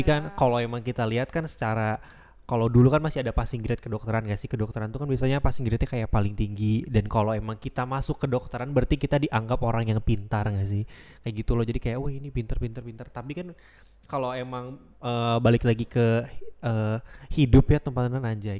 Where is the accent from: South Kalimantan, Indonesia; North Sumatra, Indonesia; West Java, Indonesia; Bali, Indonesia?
West Java, Indonesia; Bandung; moved away; aku emang awalnya asalnya dari Bandung